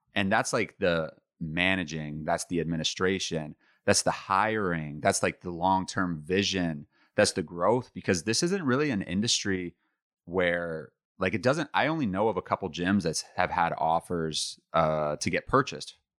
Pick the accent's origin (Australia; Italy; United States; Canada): Canada; Ottawa, Ontario; also born or lived in Toronto; my hometown in Ottawa